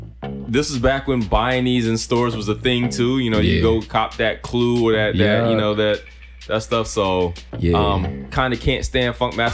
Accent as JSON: {"language": "English", "area": "the South", "region": "Southern United States", "country": "United States", "said": "I'm a Southerner."}